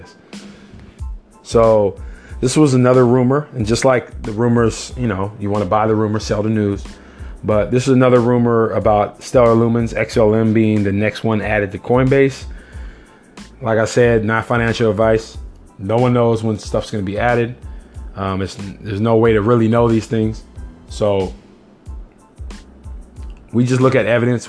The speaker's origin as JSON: {"language": "English", "region": "California", "country": "United States", "said": "I am a Californian"}